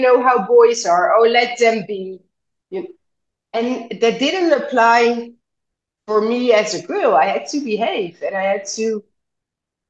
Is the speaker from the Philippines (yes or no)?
no; Netherlands; I grew up in the West, right? In the Netherlands